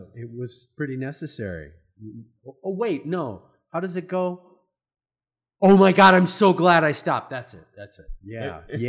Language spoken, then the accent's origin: English; Iowa, United States; now in Utah, United States; I was around it a lot growing up in Iowa, where it's way colder than Utah. It's way flatter than Utah. It's way wetter than Utah.